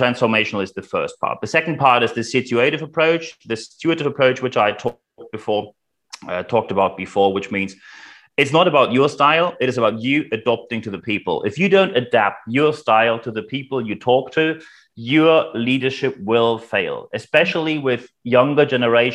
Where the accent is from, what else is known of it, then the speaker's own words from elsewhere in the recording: Germany; accent: German; as you can probably hear by my charming accent, I am German